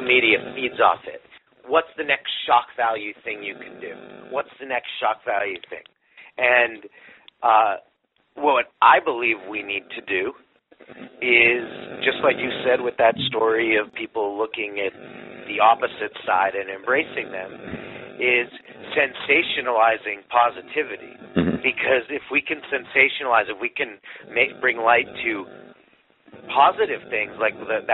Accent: Los Angeles, California, United States; I'm a guy from Los Angeles in Hollywood

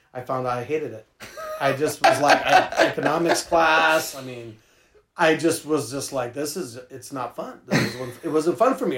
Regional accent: San Francisco, California, United States; I grew up in San Francisco

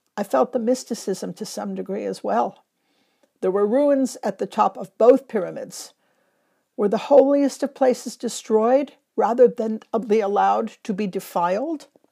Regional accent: Los Angeles, California, United States; now in London, United Kingdom; one in Los Angeles, my hometown

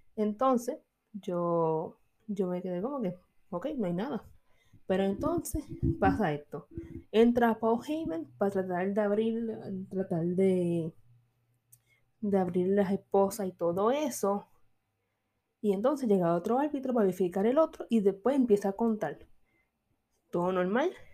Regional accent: Puerto Rico; yo soy boricua, proud

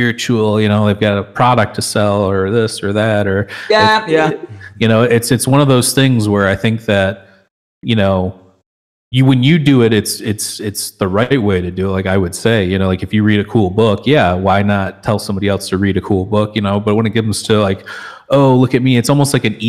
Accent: Michigan, United States; we're from Michigan

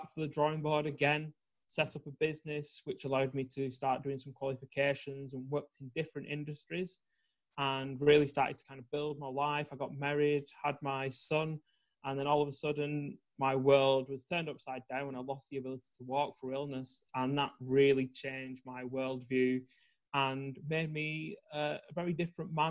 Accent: Preston, North West England, United Kingdom; I'm from Preston in the north of the UK

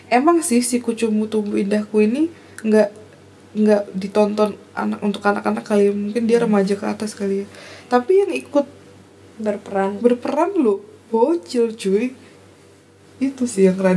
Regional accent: Java, Indonesia; kita orang Jawa yang aneh banget

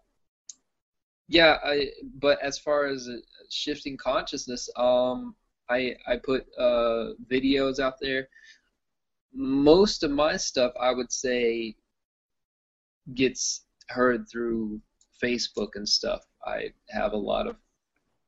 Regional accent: Austin, Texas, United States; I'm from Austin, Texas. That's where I stay

